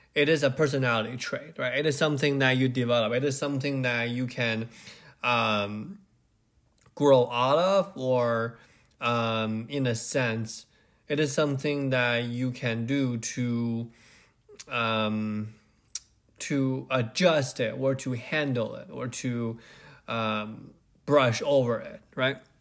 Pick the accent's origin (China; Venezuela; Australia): China; Beijing; I grew up in Beijing